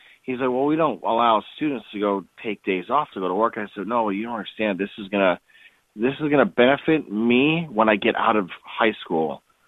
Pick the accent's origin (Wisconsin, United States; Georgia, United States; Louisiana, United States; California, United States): Wisconsin, United States; I was originally from Wisconsin, and my family came from a cheese-making family.